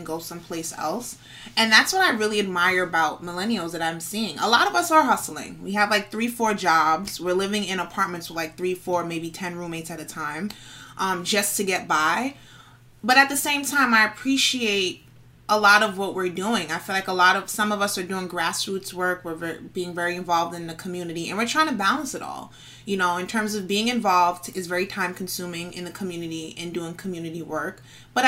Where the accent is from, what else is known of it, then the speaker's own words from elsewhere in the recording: New York City, New York, United States; I'm from the Bronx, born and raised